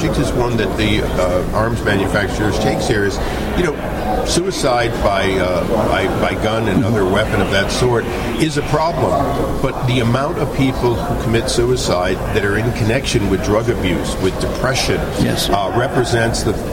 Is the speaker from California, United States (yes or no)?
yes; California, United States; I'm a Californian.